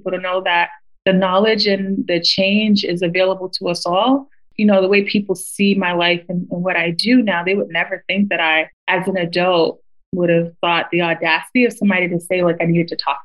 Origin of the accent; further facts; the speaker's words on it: United States; growing up in America